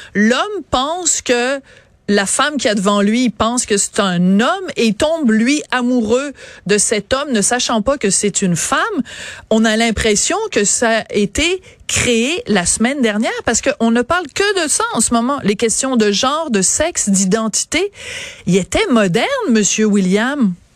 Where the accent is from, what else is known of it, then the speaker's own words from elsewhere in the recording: France; accent: French (France); mon accent français à moi